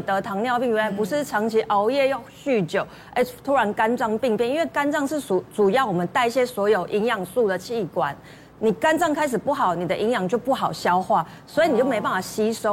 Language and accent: Chinese; Taiwan; 我们其实台湾人